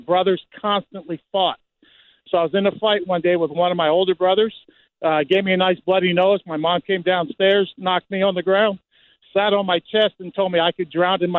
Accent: New Jersey, United States; I was born in Jersey.

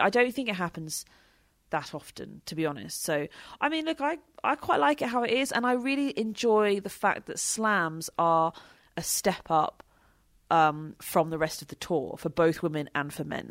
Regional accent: United Kingdom; we're British

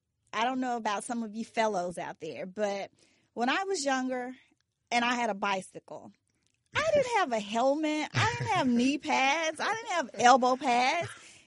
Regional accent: Memphis, Tennessee, United States; I come from a city. I covered the Grizzlies. Memphis is my hometown.

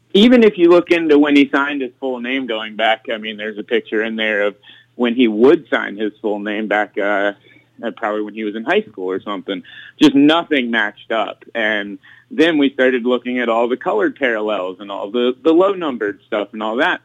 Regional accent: South Florida, United States; growing up in South Florida

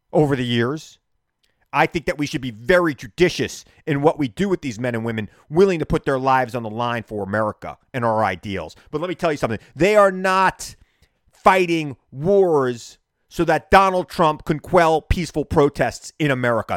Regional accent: Long Island, New York, United States; two guys from Long Island

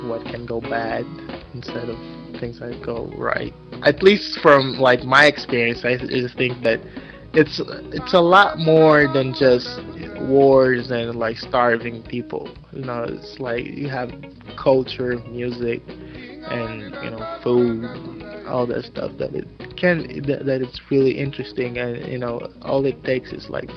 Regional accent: Angola; moved away as an adult; now in Stanford, United States; from Angola, Southwest Africa

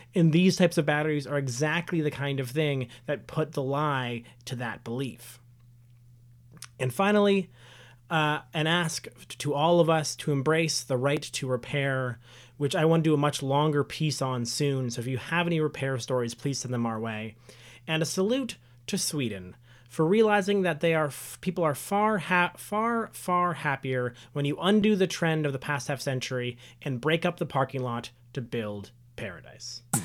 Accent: Canada; we as Canadian citizens

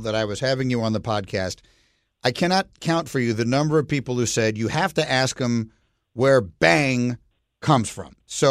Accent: New York City, New York, United States; moved away as an adult; also born or lived in Chicago; I grew up in New York City, but then I went to college outside of Chicago

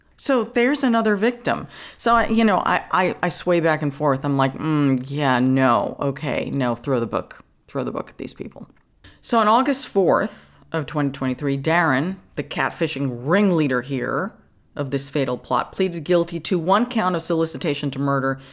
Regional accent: New York City, New York, United States; I grew up in Queens, you know, in an apartment building

